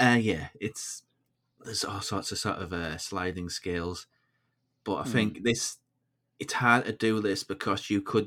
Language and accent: English; United Kingdom; as Brits